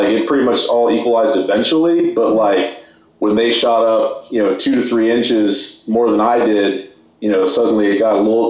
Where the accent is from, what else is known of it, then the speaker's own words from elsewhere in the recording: San Francisco, California, United States; I'm from San Francisco